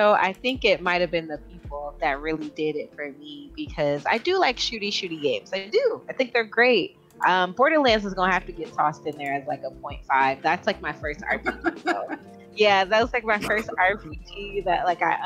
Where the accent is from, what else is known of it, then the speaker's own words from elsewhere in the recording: Jamaica; I'm Jamaican